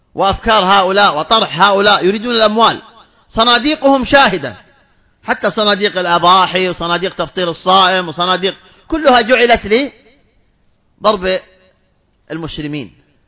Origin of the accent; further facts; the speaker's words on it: Saudi Arabia; عندنا في المملكة العربية السعودية